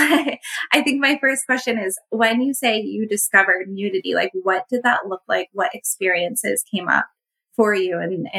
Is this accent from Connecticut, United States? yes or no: yes; Connecticut, United States; I have been born and raised in Connecticut. I lived elsewhere for a small period of time, but nowhere like a big city.